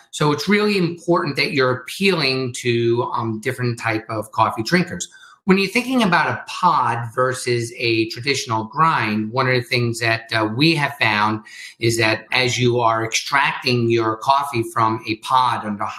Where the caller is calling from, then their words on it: Redding, Connecticut, United States; I'm calling in from Reading, Connecticut, from my home. Our office is in Danbury, Connecticut.